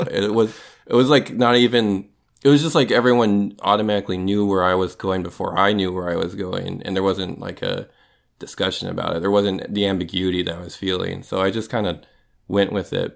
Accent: Minnesota, United States; moved away as an adult; now in Pacific Northwest, United States; I grew up in Minnesota

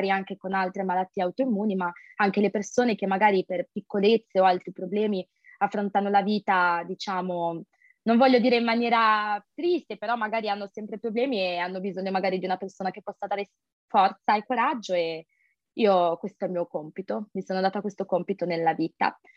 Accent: Sanremo, Liguria, Italy; moved away as an adult; now in Nice, France; ho 25 anni, sono di origini indiane e sono italiana sono una studentessa e master internazionali a Nizza, in Costa Azzurra, però vengo da Sanremo, quindi Liguria, in Italia.

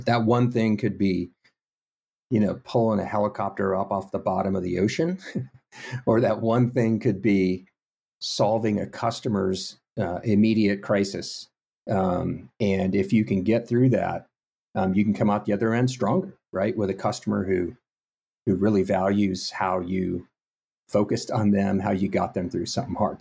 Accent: Houston, Texas, United States; moved away; little bit of pride there and uniqueness about being from Texas, but really, it was kinda like just growing up in a suburb.

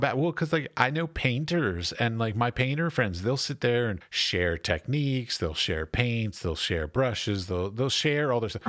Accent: United States; moved away as an adult; now in Czech Republic; I'm an American, so I'm an expat

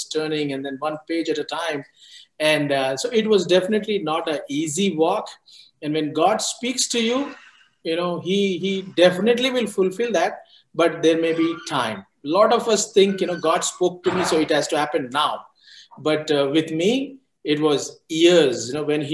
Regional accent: India; moved away as an adult; also born or lived in Florida; I was born and brought up in India, and in the same place that I am here, 20 miles away from where I am

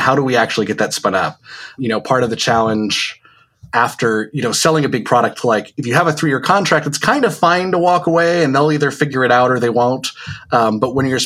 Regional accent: Connecticut, United States; moved away as an adult; now in Vermont, United States; I grew up in Connecticut and only just recently in summer of 2019 moved up to Vermont

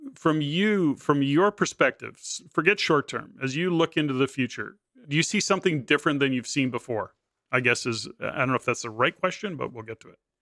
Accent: Edmonton, Alberta, Canada; moved away; I'm from Edmonton, born and raised in Edmonton as well.

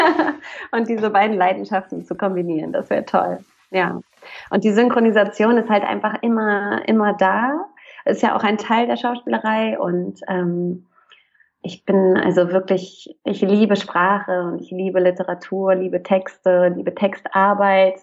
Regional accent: Hamburg, Germany; also born or lived in Pforzheim; ich bin eigentlich aus Hamburg, da bin ich groß geworden

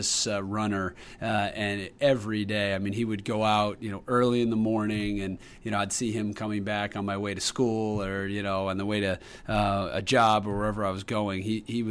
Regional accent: Brookline, Massachusetts, United States; growing up in Brookline, being a mile from Fenway Park

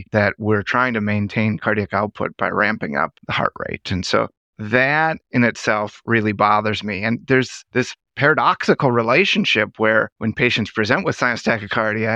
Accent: Minnesota, United States; I grew up in Minnesota, so this has always been kind of home for me

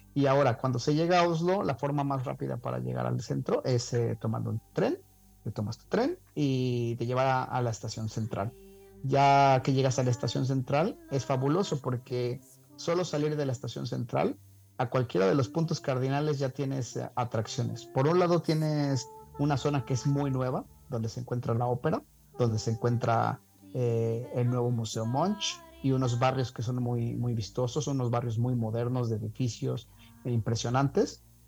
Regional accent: Veracruz, Mexico; moved away; also born or lived in Guanajuato / Spain; viniendo de haber vivido en España, yo en México, aunque me crié en Veracruz, eh, soy de Guanajuato

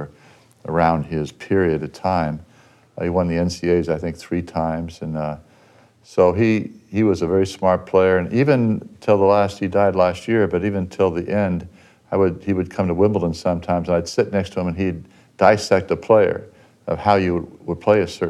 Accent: Pasadena, California, United States; I grew up in Pasadena.

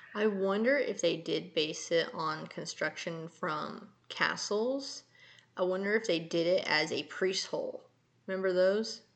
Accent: California, United States; all the wildfires in in California right now. There was some, I guess there was an emergency um, up near my old hometown.

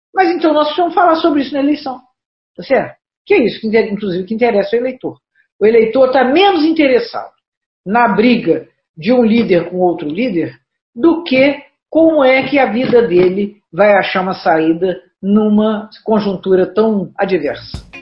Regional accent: Juiz de Fora, Minas Gerais, Brazil; nessa região que as pessoas brincam que nós somos cariocas do Brejo

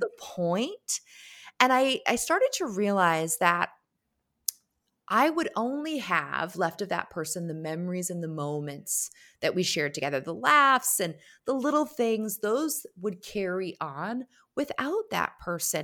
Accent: Connecticut, United States; grow an amazing business in Connecticut, my home state.

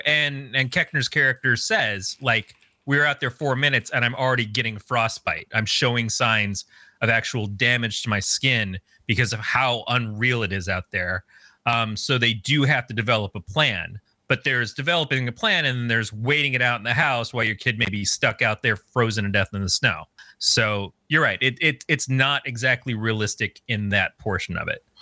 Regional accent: Michigan, United States; I grew up in Michigan as a teenager.

